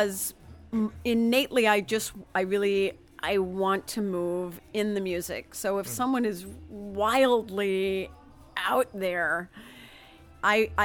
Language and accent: English; near Chicago, Illinois, United States; now in Madison, United States; I'm originally from near Chicago